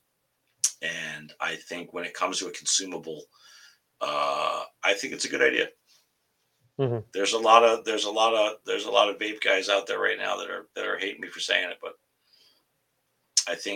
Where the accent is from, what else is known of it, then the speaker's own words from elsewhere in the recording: Tonawanda, New York, United States; now in Massachusetts, United States; I grew up and born and raised in Buffalo, New York, Tonawanda